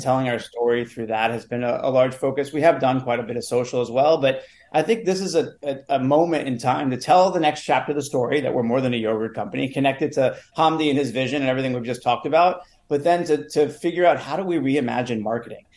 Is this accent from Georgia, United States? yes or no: no; New York City, New York, United States; a, kid who wanted to be an actor as uh, well, growing up in New York City